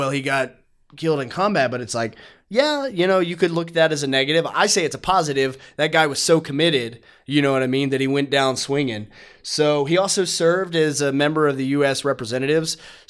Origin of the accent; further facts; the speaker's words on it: Virginia, United States; I was born and raised in Virginia, not in the mountains, but pretty close to, you know, just hours away.